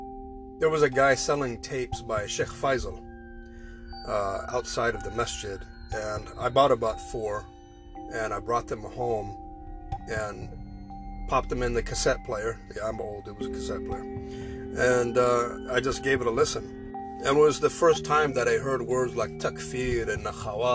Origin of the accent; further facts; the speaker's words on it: United States; moved away as an adult; I am an American